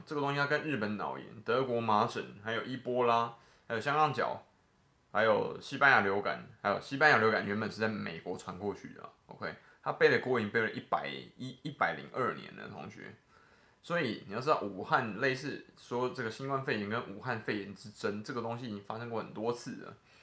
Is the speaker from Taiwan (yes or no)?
yes; Taiwan; 作为台湾人